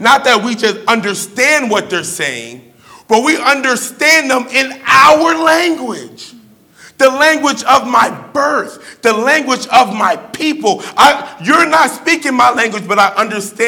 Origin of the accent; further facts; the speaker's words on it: New Jersey, United States; first language English; also born or lived in Brooklyn; now in Midwest, United States; I grew up in Jersey. So all I really know is English